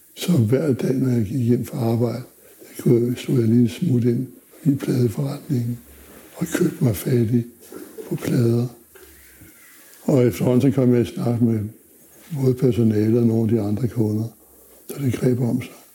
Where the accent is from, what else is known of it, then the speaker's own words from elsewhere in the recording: Zealand, Denmark; also born or lived in Funen; Jeg er født på Fyn, var opvokset på Sjælland, på landet.